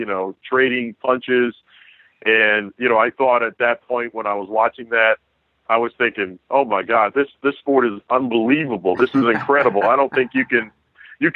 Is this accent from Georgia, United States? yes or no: yes; Macon, Georgia, United States; moved away; I'm from originally from Macon, Georgia